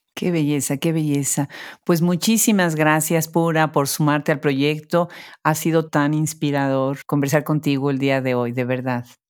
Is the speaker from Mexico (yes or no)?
yes; Mexico; las dos somos mexicanas